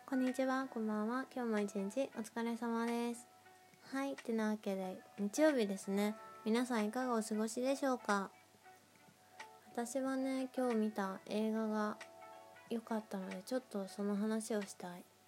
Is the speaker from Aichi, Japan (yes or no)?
yes; Nagoya, Aichi, Japan; moved away as an adult; now in Tokyo, Japan; 地元の名古屋にいた時